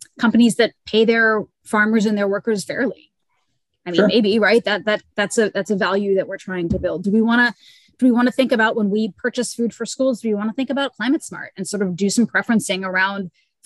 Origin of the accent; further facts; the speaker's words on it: Louisiana, United States; I'm from Louisiana